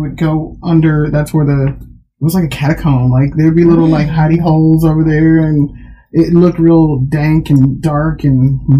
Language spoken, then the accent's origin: English; Houston, Texas, United States; also born or lived in Alabama; born and raised in Houston. I have always kind of been on the north side of town. Went to high school on the north side of town.